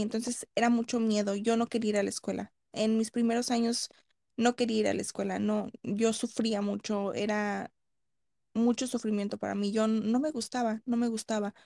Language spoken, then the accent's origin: Spanish; Los Angeles, California, United States; Yo nací en Los Ángeles, California.